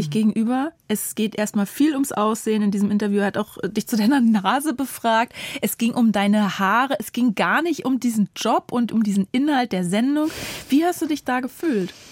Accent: Germany; übrigens, ich bin in Deutschland

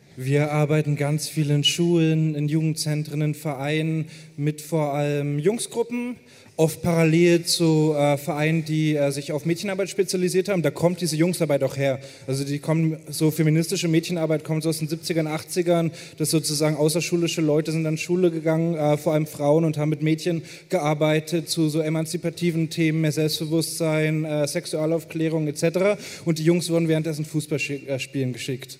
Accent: Hamburg, Germany; ich bin hier auf der Reeperbahn groß geworden

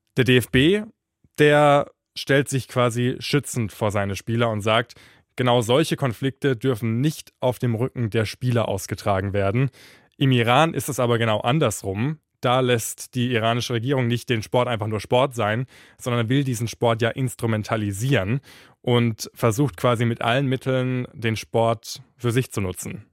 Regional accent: Germany; Bei uns in Deutschland

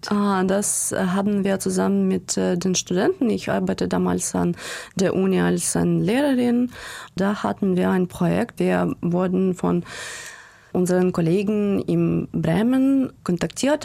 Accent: Odesa, Odesa Oblast, Ukraine; German is a second language; also born or lived in Székesfehérvár, Hungary; Ich wurde im Ungarn geboren, in einem kleinen Stadt, Sekeshwächer war, und dann nach der Ukraine zurückgekommen mit meiner Familie und so. Und seit äh, 90er Jahren bin ich in Odessa ähm, gewachsen

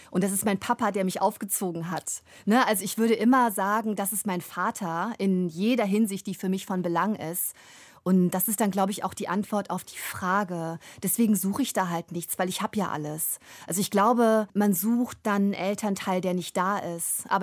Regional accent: East Germany, Germany; born there; also born or lived in Ruhr; now in Cologne, Germany; Ich bin im Osten geboren, ich bin in einer komplett weißen Familie aufgewachsen. Ich bin dann in den Westen gezogen und habe im Ruhrgebiet studiert und lebe in Köln.

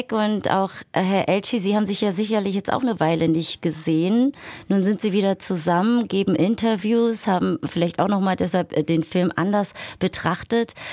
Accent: Berlin, Germany; für mich als waschechte Berlinerin Nostalgie vermittelt

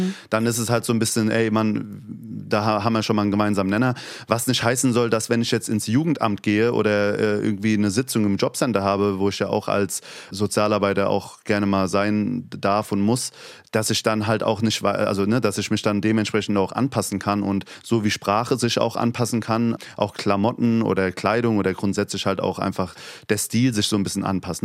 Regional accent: Hesse, Germany; accent: Hessian; first language Turkish; now in Berlin, Germany; Ich habe das Hessische sehr lieb geworden und habe einen hessischen Dialekt

